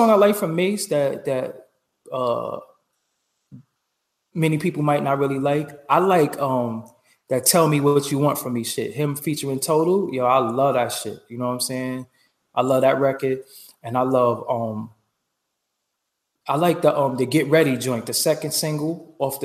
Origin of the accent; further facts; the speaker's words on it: New York City, New York, United States; also born or lived in Staten Island; I was born and raised in Brooklyn, lived in Staten Island for a little while